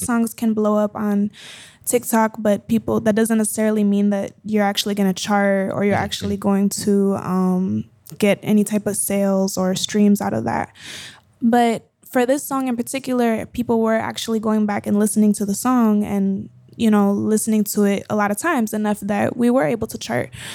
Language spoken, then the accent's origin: English; Colombia; moved away; I grew up speaking Spanglish. I grew up bilingual. I learned to read and write in Spanish before English. I grew up in school in Colombia.